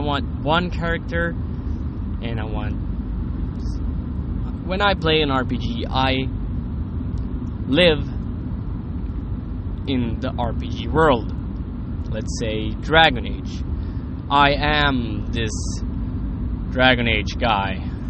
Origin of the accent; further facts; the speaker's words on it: Sweden; English is a second language; Sorry, I'm from Sweden and I don't speak English that often anymore